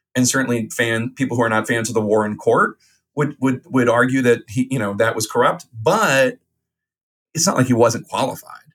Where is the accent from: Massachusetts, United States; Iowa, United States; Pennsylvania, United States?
Pennsylvania, United States; Philadelphia; Ozzie Myers, who was my congressman at the time, uh, as a little boy growing up in Philadelphia